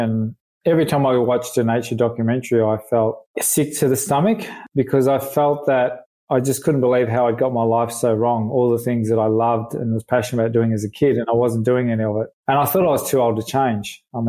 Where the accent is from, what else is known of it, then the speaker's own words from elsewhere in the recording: Melbourne, Victoria, Australia; I grew up in West Heidelberg, opposite Darwin Creek